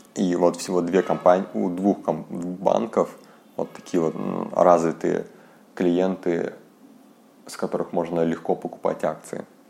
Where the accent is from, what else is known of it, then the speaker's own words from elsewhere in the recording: Yakutsk, Sakha Republic, Russia; я из Якутска